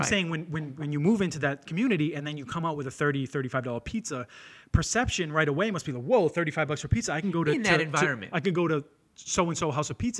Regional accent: Lynn, Massachusetts, United States; I grew up in Lynn, it's the next town over.

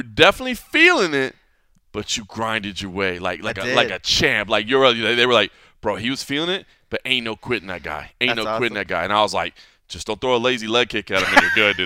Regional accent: Dallas, Texas, United States; now in Las Vegas, United States; I grew up in Dallas

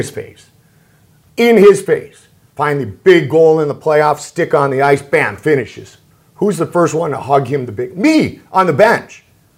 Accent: Sarasota, Florida, United States; a broadcaster just growing up in Sarasota, Florida, you know, on the air for the first time, covering the Buccaneers

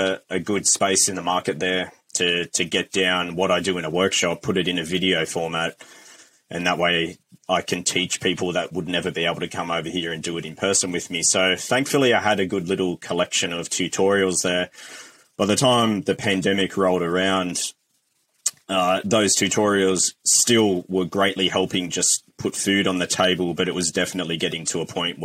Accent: Australia; now in New Zealand; I'm an Aussie

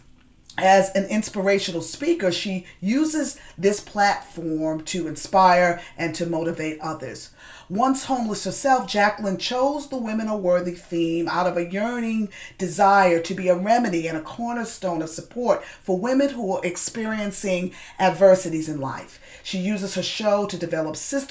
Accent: New York, United States; moved away; I saw that you were a New York girl, just like myself

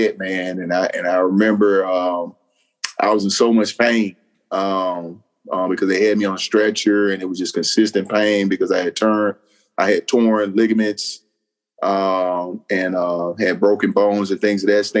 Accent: Memphis, Tennessee, United States; moved away as an adult; also born or lived in Arkadelphia, Arkansas; now in North Carolina, United States; I'm from Memphis, Tennessee, born and raised there.

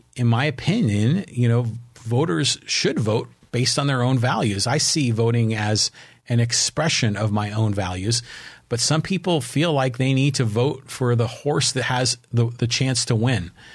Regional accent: San Francisco, California, United States; I was born in San Francisco. I grew up in the Bay Area

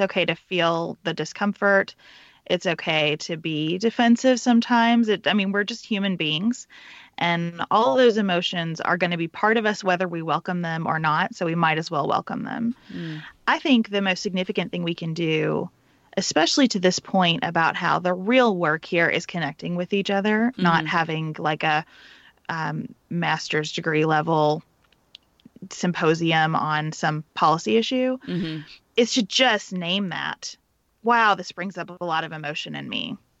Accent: Western Kentucky, United States; I grew up in Western Kentucky.

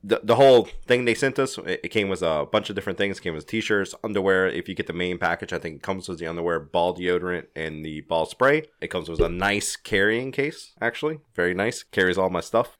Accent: Louisiana, United States; I'm from Louisiana

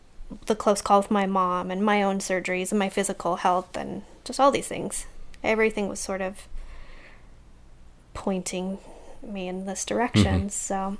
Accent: Utah, United States; Rose Park.

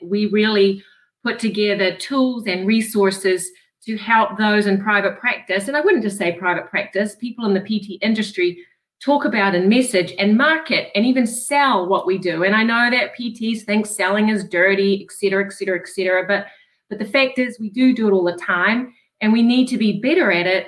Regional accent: Rhode Island, United States; Well, I'm pleased that you realize I'm from Rhode Island

